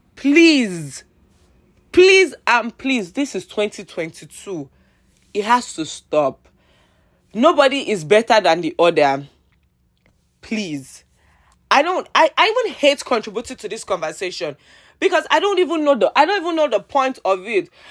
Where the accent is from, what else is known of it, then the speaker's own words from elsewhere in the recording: Nigeria; I'm Nigerian